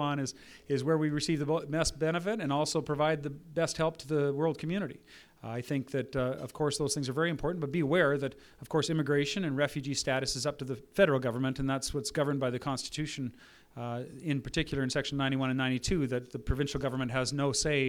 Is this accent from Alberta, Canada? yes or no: yes; Fort McMurray, Alberta, Canada; I come from Fort McMurray